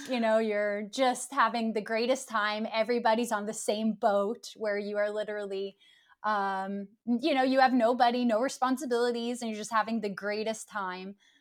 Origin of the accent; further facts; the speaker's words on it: Ottawa, Ontario, Canada; moved away as an adult; now in Stockholm, Sweden; I'm originally from Canada. I'm from the uh, capital, Ottawa